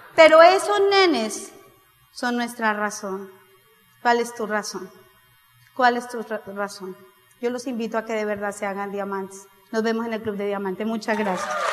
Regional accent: Colombia; yo no vengo de Colombia

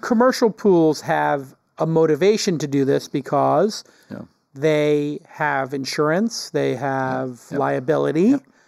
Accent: New York City, New York, United States; I grew up in Brooklyn

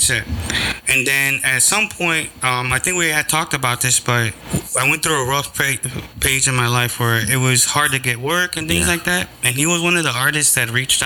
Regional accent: Chicago, Illinois, United States; I'm from Chicago

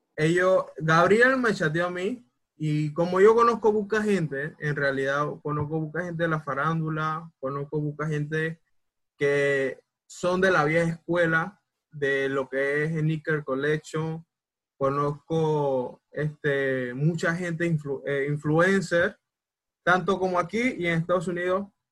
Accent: Panama; soy panameño hasta los huesos

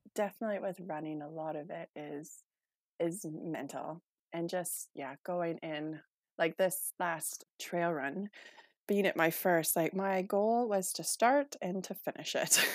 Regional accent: Manitoba, Canada; moved away as an adult; now in Methven, New Zealand; I'm originally from Canada, so I grew up in a small, um, a small town south of the main city uh, in Manitoba

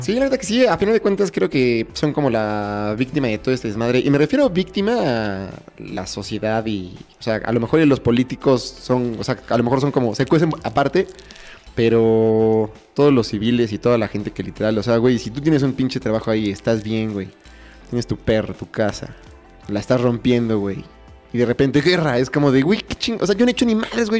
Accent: Mexico; como mexicanos

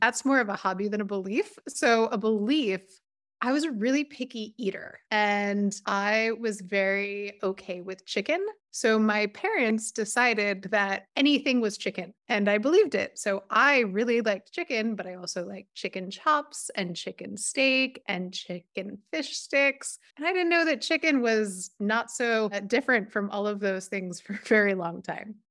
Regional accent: about twenty miles north of Manhattan, New York, United States; my family is from about twenty miles north of Manhattan.

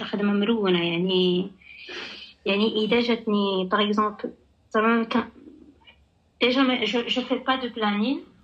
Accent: Tangier, Tanger-Tetouan-Al Hoceima, Morocco; moved away as an adult; also born or lived in Casablanca; كبرت وتربيت في طنجه

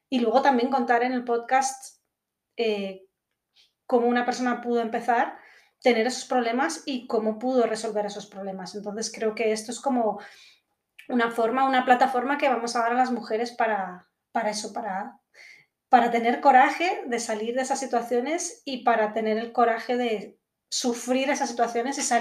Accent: Madrid, Community of Madrid, Spain; born there; also born or lived in Guatemala / United Kingdom; yo soy de aquí de Madrid, de aquí, bueno, o de cualquier parte, ¿no? pero nací en Madrid y desde bastante pequeña también viví en diferentes lugares, he vivido en Guatemala, he vivido en Reino Unido porque soy medio inglesa

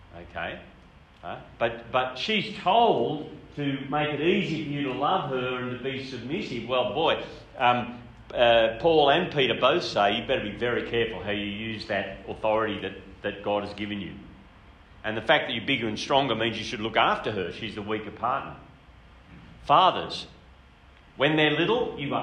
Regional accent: Grafton, New South Wales, Australia; I grew up in Grafton. It's a beautiful town about an hour north of Coffs Harbour

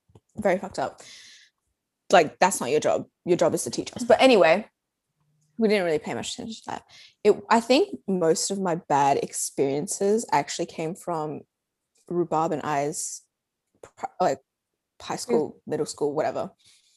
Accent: Australia; I was born and raised in Australia

